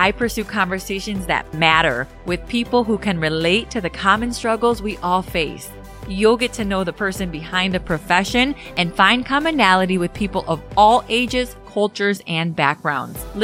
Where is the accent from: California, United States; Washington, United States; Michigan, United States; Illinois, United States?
Illinois, United States; Aurora; born or raised there